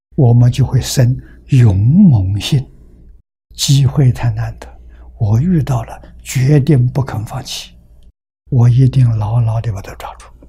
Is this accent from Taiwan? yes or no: no; China; 我们中国人